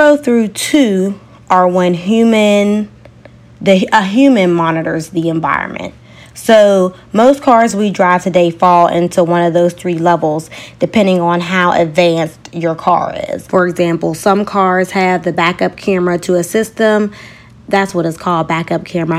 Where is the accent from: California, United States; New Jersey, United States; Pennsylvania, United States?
Pennsylvania, United States; Pittsburgh; moved away; my hometown of Pittsburgh, Pennsylvania